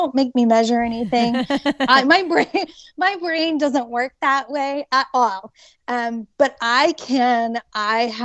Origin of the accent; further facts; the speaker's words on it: Hilliard, Ohio, United States; also born or lived in Upper Arlington, Ohio; It is where I grew up in Upper Arlington as well as Hilliard. And I graduated from Hilliard High School